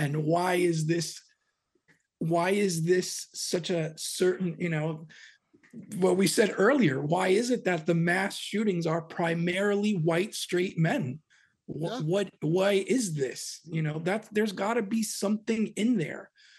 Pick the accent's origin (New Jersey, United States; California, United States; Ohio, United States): New Jersey, United States; Hoboken; also born or lived in West Coast; And I'm actually a Jersey boy myself. I was born in Hoboken, New Jersey.